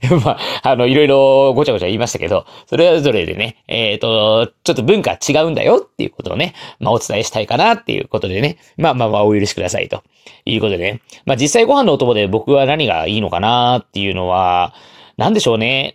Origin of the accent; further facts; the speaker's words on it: Japan; 僕、日本に住んでさんじゅういちねん。いや、生まれてからずっと日本